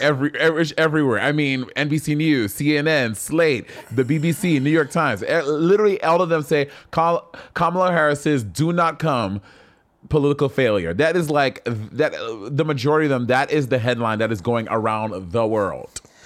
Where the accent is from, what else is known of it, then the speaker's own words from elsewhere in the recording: St. Lucia; I grew up in Saint Lucia